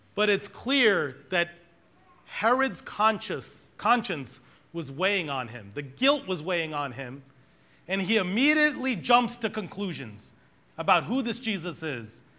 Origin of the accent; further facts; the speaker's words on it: Boston, Massachusetts, United States; We grew up in Boston, and I grew up in a black Pentecostal church